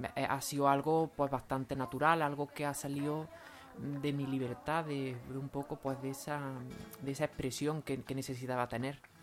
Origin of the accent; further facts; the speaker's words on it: Lucena, Andalusia, Spain; also born or lived in Doña Mencía; soy de Lucena y he vivido siempre en Lucena